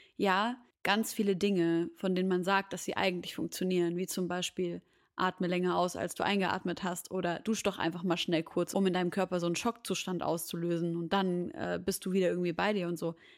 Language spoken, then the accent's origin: German; Syria; moved away; Syrien als meine Heimat